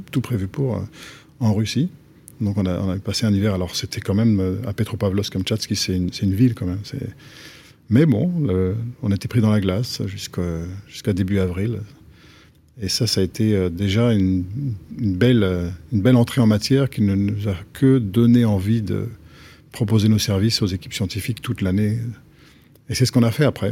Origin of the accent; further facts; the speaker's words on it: Antony, Île-de-France, France; moved away as an adult; also born or lived in Japan / Paris / Boston / Grenoble; à Antony, en banlieue sud de Paris, entre 5 euh, ans et 20 ans